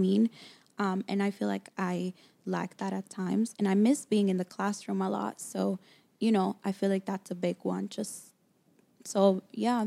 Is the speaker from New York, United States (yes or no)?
yes; New York City, New York, United States; moved away as an adult; also born or lived in Dominican Republic; now in Los Angeles, United States; I grew up in New York. Mm-hmm. Um, Queens, New York, to Dominican parents